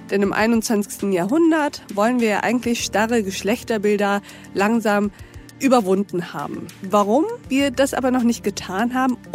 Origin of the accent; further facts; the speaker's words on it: Austria; ich bin eine {S1} Österreicherin.